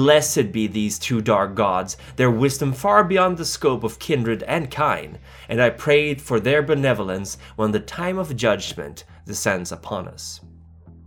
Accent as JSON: {"language": "English", "town": "Stockholm", "region": "Stockholm County", "country": "Sweden", "tie": "born or raised there", "said": "my hometown, Stockholm"}